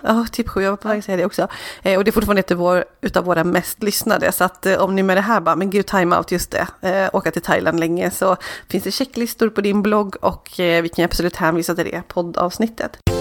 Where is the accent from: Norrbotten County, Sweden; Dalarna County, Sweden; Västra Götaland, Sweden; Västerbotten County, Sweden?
Dalarna County, Sweden; Borlänge; jag är uppvuxen i Borlänge